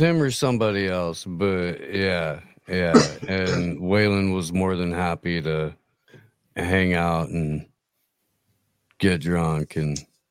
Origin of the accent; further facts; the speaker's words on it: Indiana, United States; moved away; also born or lived in Boulder Creek, California; I grew up in Indiana. I lived in fucking Boulder Creek, California for almost 20 years.